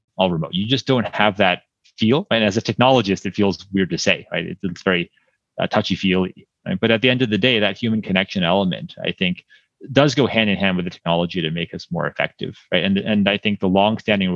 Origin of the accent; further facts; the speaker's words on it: East Coast, United States; moved away as an adult; also born or lived in California; I grew up on the East Coast, and then for college, I was deciding between, you know, some schools on the East Coast and being on the West Coast